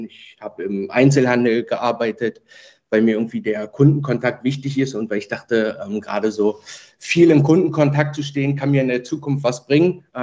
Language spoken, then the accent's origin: German; Berlin, Germany; born there; Genau, also ich bin äh, in Ge Berlin geboren, wohne noch heute in Berlin